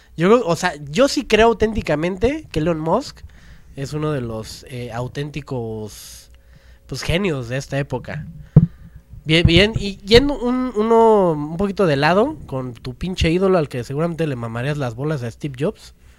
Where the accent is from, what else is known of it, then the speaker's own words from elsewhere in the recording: Mexico; nosotros como mexicanos